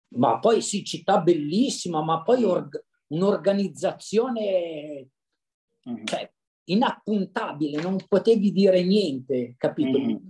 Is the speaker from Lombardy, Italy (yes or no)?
yes; Cesano Maderno, Lombardy, Italy; io sono di Cesano Maderno, in provincia di Monza Brianza